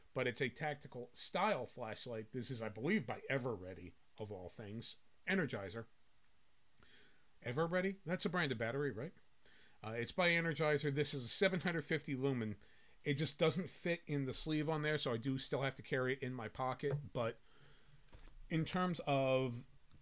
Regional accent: New Jersey, United States; I grew up in North Jersey.

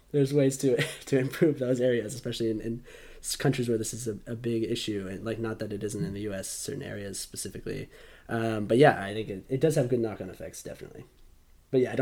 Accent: United States; moved away; also born or lived in South Africa; I'm American

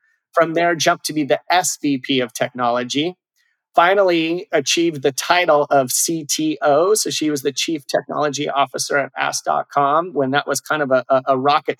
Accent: Durango, Colorado, United States; my best friend, Eric Westberg, who I grew up with in Durango, Colorado

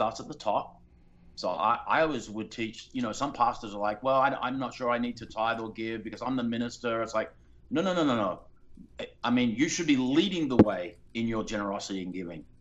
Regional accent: Australia; now in Los Angeles, United States; I was raised in Australia

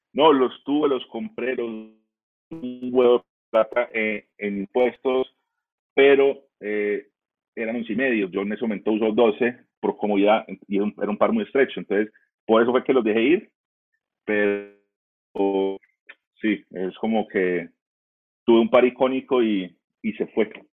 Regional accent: United States; now in Colombia; yo como me crié en Estados Unidos

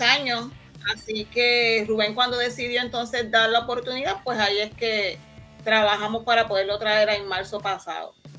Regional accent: San Lorenzo, Puerto Rico; soy de aquí de San Lorenzo

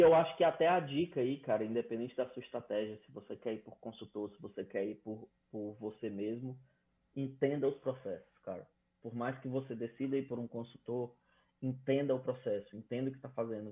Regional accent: Fortaleza, Ceará, Brazil; moved away as an adult; now in Canada; Eu sou de Fortaleza, então 32 graus o ano inteiro

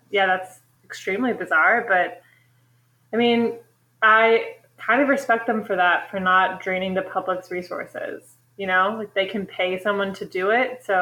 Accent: New Jersey, United States; tell them we're from Jersey.

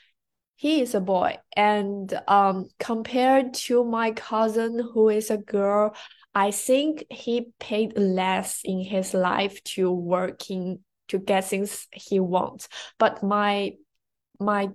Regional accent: Hefei, Anhui, China; now in United States; I'm from Hefei, Anhui, China.

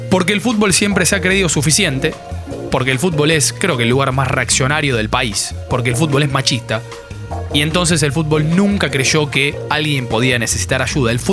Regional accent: Concepción del Uruguay, Entre Ríos, Argentina; Mauro Díaz es de Concepción del Uruguay, de donde soy yo

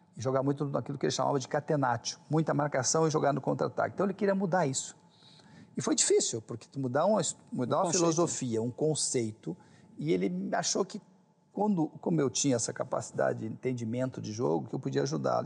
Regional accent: Canoas, Rio Grande do Sul, Brazil; also born or lived in Belo Horizonte; lá em Niterói, Canoas, onde eu me criei, embora tenha nascido em Belo Horizonte, mas saí muito cedo de lá, né? saí com um ano e pouco e tal

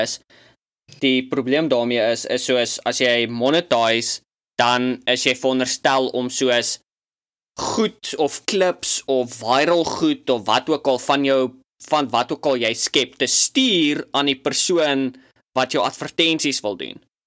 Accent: South Africa; as Suid-Afrikaners of Afrikaanssprekendes

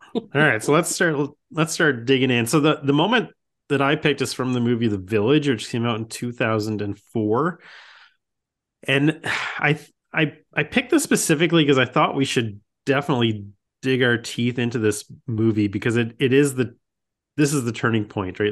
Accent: Saskatchewan, Canada; I grew up in, I mean, I am from Saskatchewan, which is the farmer capital of the Canada. And, uh, I grew up in a rural town.

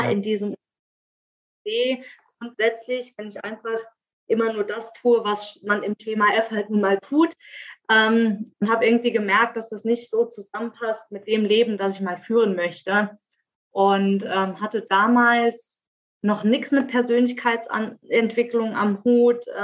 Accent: Saarland, Germany; moved away as an adult; now in Speyer, Germany; Ich lebe im wunderschönen Speyer in der Pfalz. Ähm, ursprünglich mal aus dem Saarland hierher gezogen vor zwei Jahren. Bin 32 Jahre jung

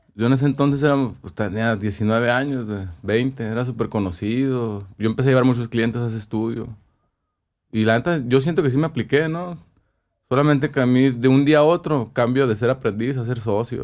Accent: Ciudad Obregón, Sonora, Mexico; moved away as an adult; also born or lived in Mexico City; cuando crecí aquí, mis viajes eran a Tucson, a Phoenix, San Carlos. Nunca salí de Sonora.

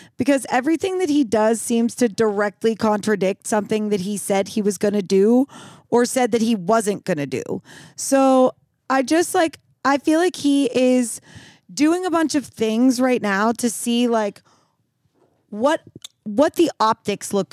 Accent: United States; being an American

